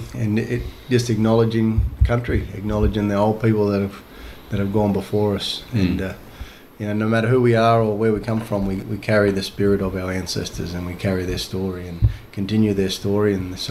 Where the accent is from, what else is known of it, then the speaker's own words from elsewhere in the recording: Fingal Head, New South Wales, Australia; this place is called Wunningbar in our language, and Wunningbar is the place of the echidna, and that's associated with a cultural story here in this place now called Fingal Head. And like I said, yeah, it's been home for us and our old people gone before us, but we come from the Gujingbara people